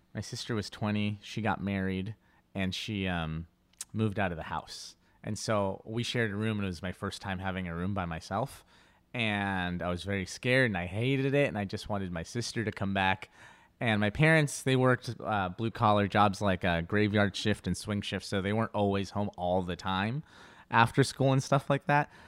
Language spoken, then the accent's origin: English; Inglewood, California, United States; first language Spanish; English is a second language; I grew up in Englewood